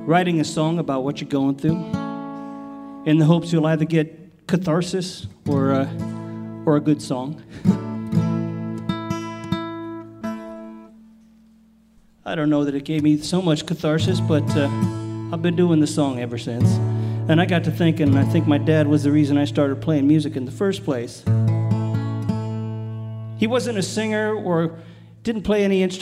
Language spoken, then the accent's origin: English; California, United States; I grew up in California